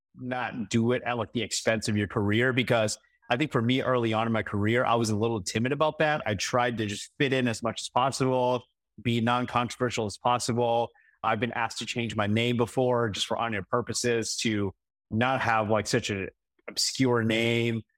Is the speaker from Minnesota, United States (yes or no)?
yes; Saint Paul, Minnesota, United States; moved away as an adult; now in Des Moines, United States; I grew up in East Saint Paul